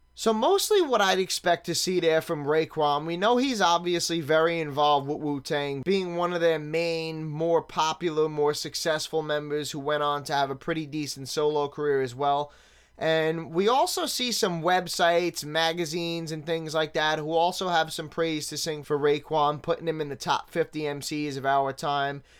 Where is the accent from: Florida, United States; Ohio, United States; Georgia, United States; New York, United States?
New York, United States; New York City; Growing up in Staten Island in the nineties